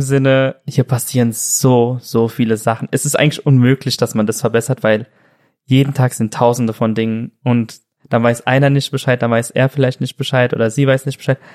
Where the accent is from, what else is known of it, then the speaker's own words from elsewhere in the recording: Weisenheim am Sand, Rhineland-Palatinate, Germany; moved away as an adult; also born or lived in Mannheim; Ich bin aus der Pfalz